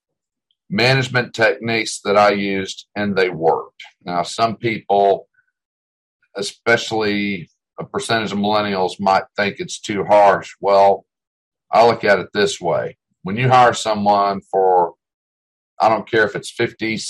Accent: Delaware, United States; now in Texas, United States; when I grew up in Delaware

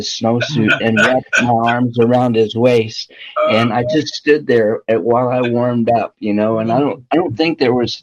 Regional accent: Southern Illinois, United States; I grew up in Southern Illinois

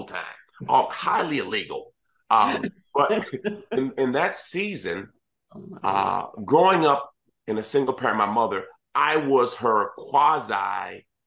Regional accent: Washington, District of Columbia, United States; also born or lived in Kingston, Jamaica; was in school in Jamaica for a short period of time, but then mostly grew up in the Washington, D.C. area

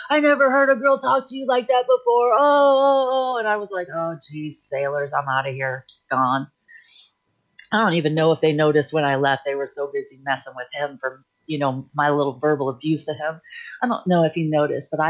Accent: Idaho, United States; also born or lived in Newport / Chicago / Texas / Florida; I was born in Newport, Rhode Island, but I grew up in Chicago and, until elementary school. And then I did middle school and high school out in Idaho, but I've lived in Texas and we were in Florida at the moment.

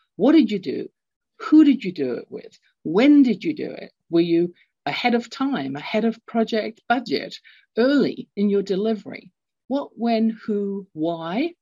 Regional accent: London, United Kingdom; moved away; I had a experience growing up, London, England. You can tell from my accent, I'm not born in North America.

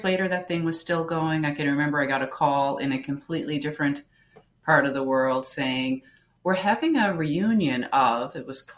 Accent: Newfoundland and Labrador, Canada; I grew up in Newfoundland. So it's the most easterly province in Canada

